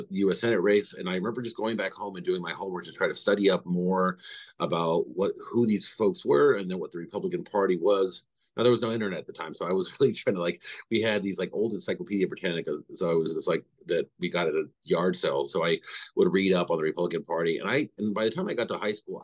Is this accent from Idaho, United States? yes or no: yes; Idaho, United States; now in Maryland, United States; I grew up in Idaho